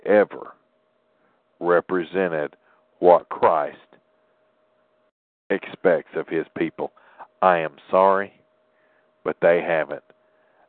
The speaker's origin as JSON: {"language": "English", "region": "Tennessee", "country": "United States", "tie": "born or raised there"}